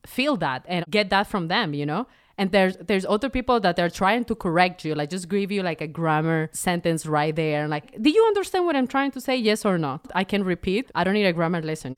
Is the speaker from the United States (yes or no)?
no; Venezuela; moved away; I'm from Venezuela.